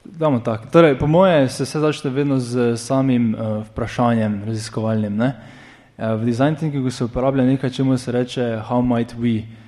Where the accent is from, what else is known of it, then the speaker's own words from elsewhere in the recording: Maribor, Slovenia; iz Maribora